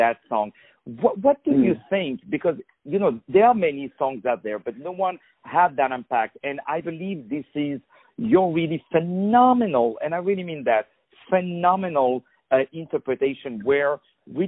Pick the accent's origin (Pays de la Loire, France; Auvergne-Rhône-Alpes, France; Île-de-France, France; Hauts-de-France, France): Île-de-France, France; Paris; English is a second language; as you can hear with my terrible accent, I was born in Paris, in France